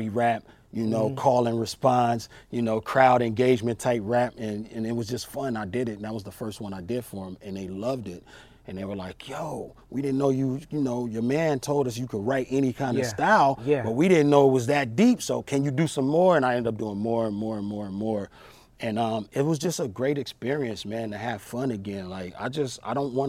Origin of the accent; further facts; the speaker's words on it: Long Beach, California, United States; I grew up in Long Beach, California